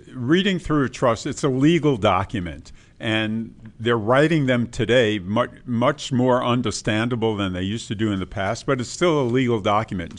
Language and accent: English; New York, United States; when I grew up in New York